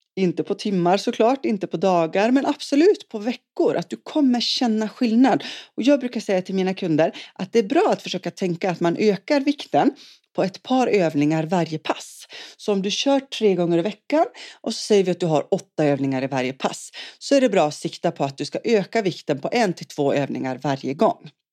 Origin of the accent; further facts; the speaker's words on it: Umeå, Västerbotten County, Sweden; also born or lived in Boden; now in Svenljunga, Sweden; jag kommer ursprungligen från Norrland, född i Boden och uppvuxen i Umeå